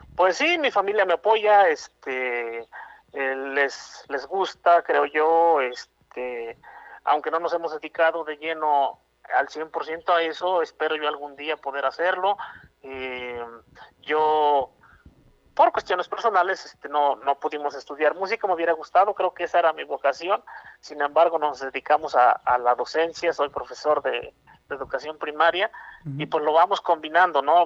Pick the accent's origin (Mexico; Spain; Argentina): Mexico; Puebla; soy un cantautor poblano